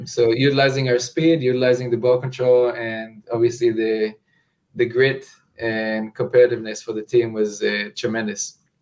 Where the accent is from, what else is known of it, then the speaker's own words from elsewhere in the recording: Israel; moved away as an adult; now in New Orleans, United States; growing up in Israel, I've never imagined myself living in Louisiana